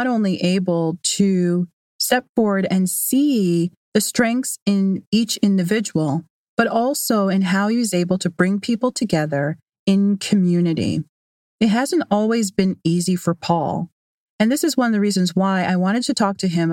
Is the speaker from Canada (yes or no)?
yes; Canada; I am Canadian